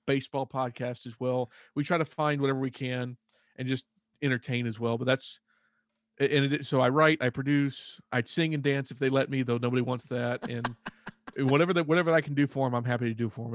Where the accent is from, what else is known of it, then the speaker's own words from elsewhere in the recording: Fort Worth, Texas, United States; also born or lived in Azle, Texas; I'm Texas-born. I was born in Fort Worth. I've pretty much lived here my entire life.